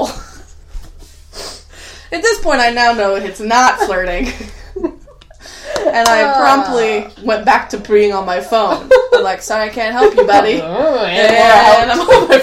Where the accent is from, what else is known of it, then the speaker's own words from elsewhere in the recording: Vashon Island area, Washington, United States; I grew up going on the Vashon Ferry